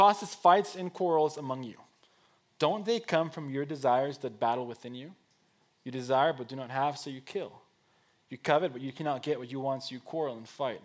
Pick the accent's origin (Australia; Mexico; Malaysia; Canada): Mexico; moved away as an adult; I was born and raised in Mexico. 19 years of my life were spent there